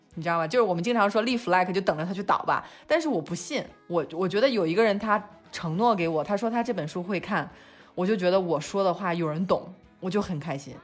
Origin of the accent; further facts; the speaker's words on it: China; moved away; also born or lived in London; 我们中国人